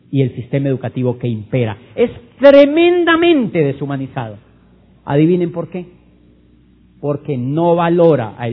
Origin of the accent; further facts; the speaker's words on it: Neiva, Huila, Colombia; yo cuando yo soy de Neiva y cuando yo tenía la edad de entrar a la universidad vi en una revista Diners que decía yo quería estudiar derecho